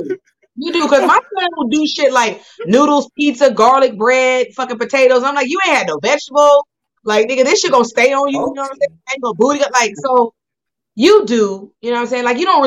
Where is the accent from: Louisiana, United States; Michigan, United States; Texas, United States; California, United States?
California, United States; I'm American. I am from California.